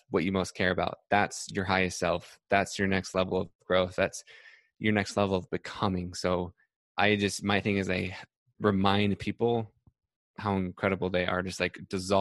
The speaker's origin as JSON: {"language": "English", "town": "Salt Lake City", "region": "Utah", "country": "United States", "moved": "yes", "said": "I'm from Salt Lake City"}